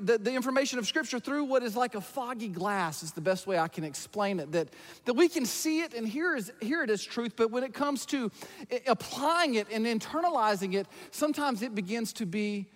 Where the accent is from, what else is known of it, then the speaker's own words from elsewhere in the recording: about an hour north of Atlanta, the South, Georgia, United States; I grew up in the South. I grew up about an hour north of Atlanta in a rural farm town